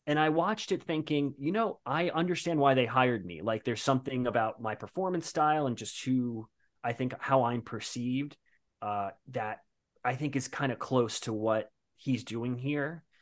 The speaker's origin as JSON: {"language": "English", "town": "Bayonne", "region": "New Jersey", "country": "United States", "moved": "as an adult", "lives_now": "New York, United States", "said": "I'm currently in New York, but I'm originally from Bayonne, New Jersey, came to New York for acting school"}